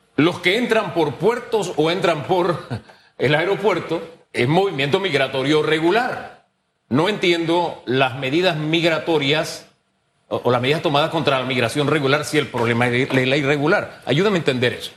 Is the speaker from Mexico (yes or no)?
no; Panama; Soy panameño